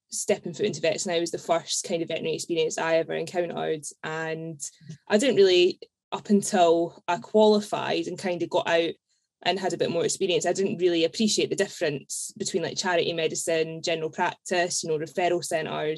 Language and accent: English; Edinburgh, Scotland, United Kingdom; accent: Scottish; moved away as an adult; now in Essex, United Kingdom; I'm from Edinburgh and I moved down to Essex 3 years ago at the end of 2018 to live with my partner